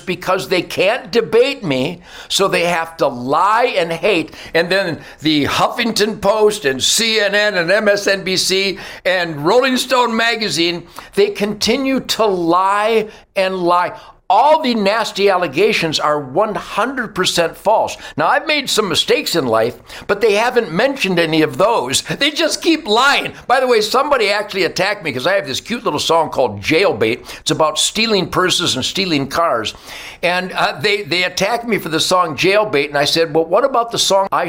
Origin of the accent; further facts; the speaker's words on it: Detroit, Michigan, United States; I was born in Detroit